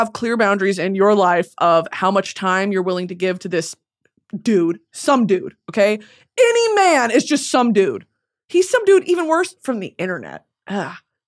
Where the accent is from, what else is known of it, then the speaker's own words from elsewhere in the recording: New England, United States; 'Cause I grew up in New England.